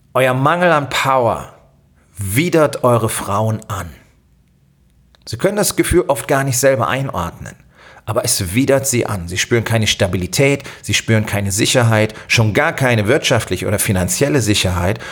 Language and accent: German; Germany; bei uns in Deutschland